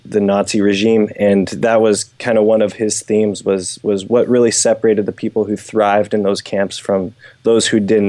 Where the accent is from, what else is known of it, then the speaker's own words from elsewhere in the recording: United States; I grew up doing in the States